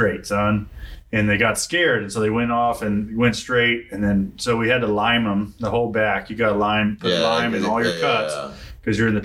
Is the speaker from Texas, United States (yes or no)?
yes; Texas, United States; I'm from Texas.